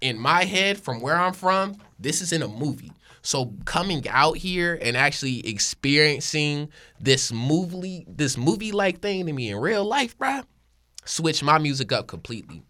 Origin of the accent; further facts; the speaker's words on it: Hickory, North Carolina, United States; moved away as an adult; now in Sacramento, United States; I'm not from Sacramento. I'm from Hickory, North Carolina.